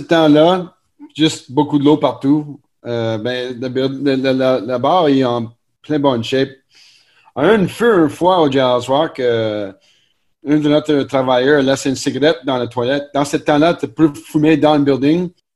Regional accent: Montreal, Quebec, Canada; nous sommes natifs de Montréal, NDG, ici

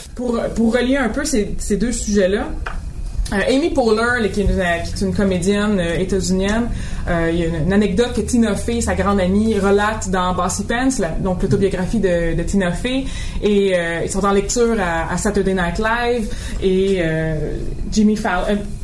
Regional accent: Boucherville, Quebec, Canada; dans mon enfance à Boucherville, donc vraiment classe moyenne

